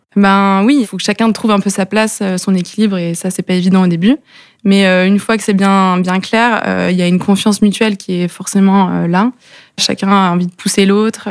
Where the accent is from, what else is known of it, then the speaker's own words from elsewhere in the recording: Lannion, Brittany, France; on est tous les deux nés à l'Agnon. on a fait nos études là-bas